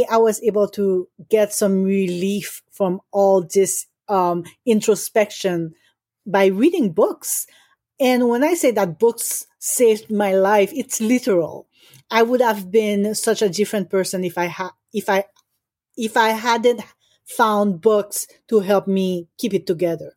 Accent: Haiti; moved away; I grew up in Haiti

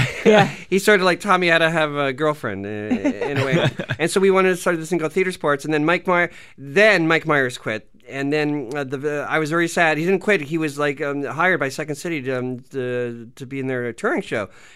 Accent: Canada; we're Canadian

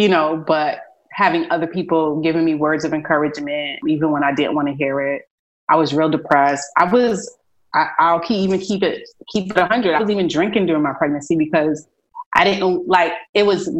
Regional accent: New York City, New York, United States; also born or lived in Philadelphia / Boston; now in Texas, United States; I'm originally from Brooklyn, New York, but a big part of me, my heart is in Philadelphia

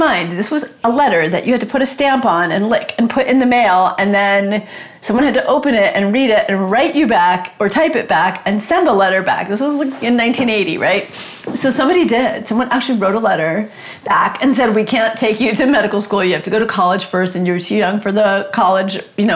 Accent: New York City, New York, United States; I grew up in New York City, actually in a housing project with a single mom

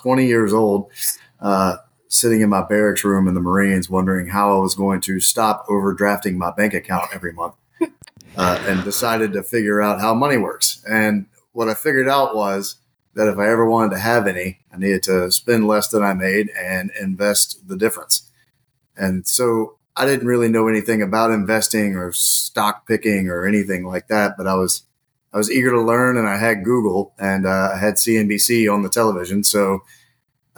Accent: South Carolina, United States; moved away as an adult; I moved back here to South Carolina, where I'm from

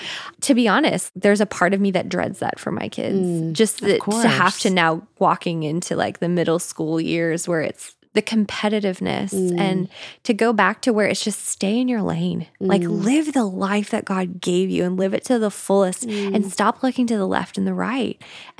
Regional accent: Canada; moved away; I'm Canadian, so it was one of the Great Lakes up in Canada.

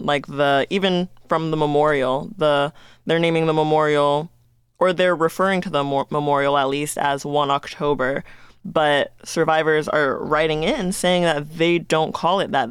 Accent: Las Vegas, Nevada, United States; Ever since I've been living and growing up in Las Vegas

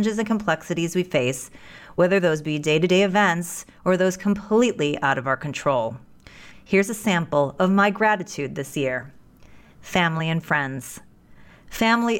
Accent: United States; it is an incredible privilege to be an American

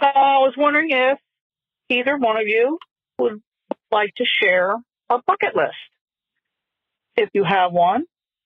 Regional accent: Delaware, United States; I am 56. I hail from the great state of Delaware.

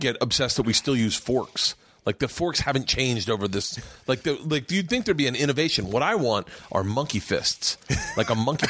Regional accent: the South, United States; I grew up in the South. I never heard that word.

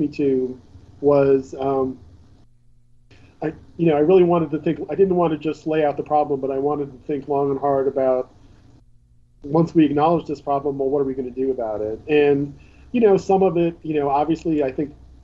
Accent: Pennsylvania, United States; in Pennsylvania, my home state

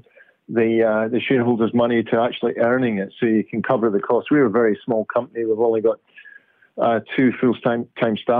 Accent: Glasgow, Scotland, United Kingdom; moved away as an adult; also born or lived in Aberdeen / London / Jakarta / Oslo; now in Perth, Australia; Glasgow, one of my hometown, my hometown from my early days of being brought up in Scotland

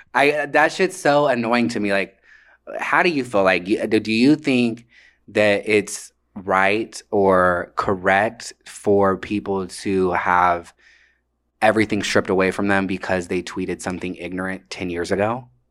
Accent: Atlanta, Georgia, United States; I grew up in Atlanta

